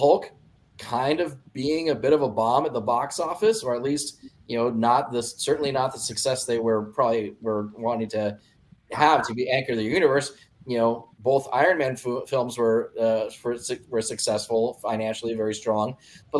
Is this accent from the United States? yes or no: yes; California, United States; moved away as an adult; also born or lived in Sacramento / Colorado; now in Dayton, United States; I'm from California originally